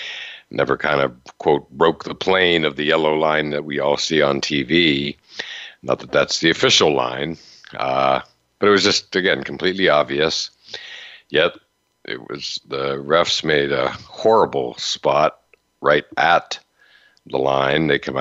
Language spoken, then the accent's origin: English; Western Pennsylvania, United States; I grew up in Western Pennsylvania